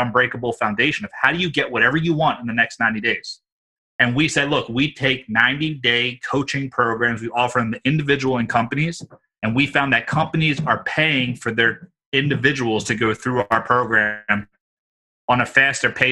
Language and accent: English; Philadelphia, Pennsylvania, United States; I'm from Philly